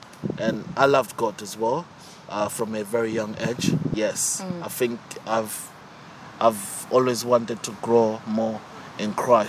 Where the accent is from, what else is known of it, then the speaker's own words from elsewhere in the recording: Zimbabwe; now in Luton, United Kingdom; I grew up in Zimbabwe. I moved to this country, to Luton, in 2008.